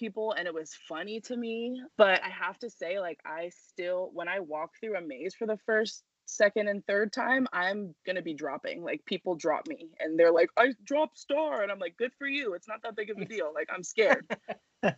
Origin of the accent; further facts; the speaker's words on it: New York, United States; I grew up in New York